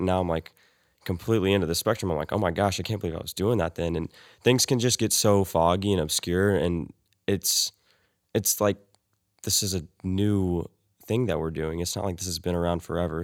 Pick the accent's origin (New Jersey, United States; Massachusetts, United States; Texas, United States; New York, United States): Texas, United States; Weatherford; I'm from Weatherford, Texas.